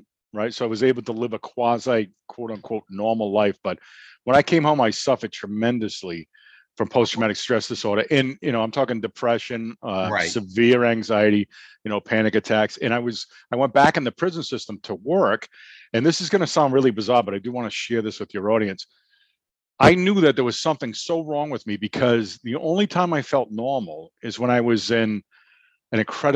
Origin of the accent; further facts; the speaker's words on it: the North, United States; we come from the North